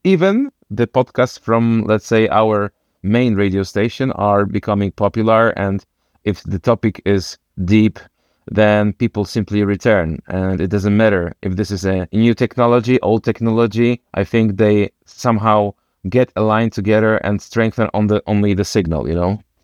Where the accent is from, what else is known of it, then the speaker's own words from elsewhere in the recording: Wrocław, Lower Silesian Voivodeship, Poland; I come from Wrocław.